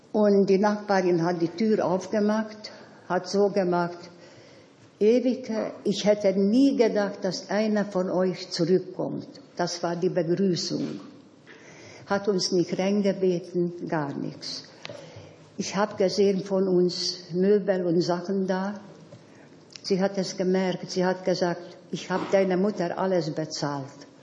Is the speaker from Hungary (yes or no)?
yes; Budapest, Hungary; moved away; Nach dem Krieg wieder zu Hause angekommen bin, also in Budapest